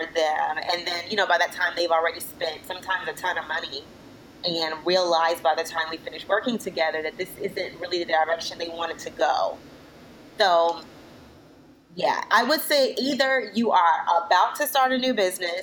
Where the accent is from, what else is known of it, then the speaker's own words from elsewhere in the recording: Florida, United States; now in Washington, D.C., United States; I'm originally from Florida. I live in the D.C. area now